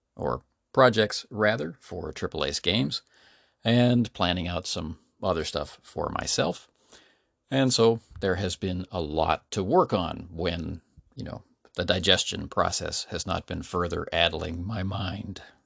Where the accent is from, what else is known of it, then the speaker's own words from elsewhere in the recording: Canada; now in South Korea; as a Canadian